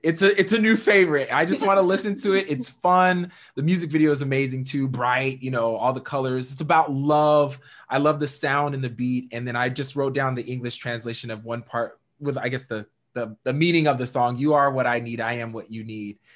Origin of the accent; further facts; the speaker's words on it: Missouri, United States; also born or lived in Washington State; I moved from Washington State to Missouri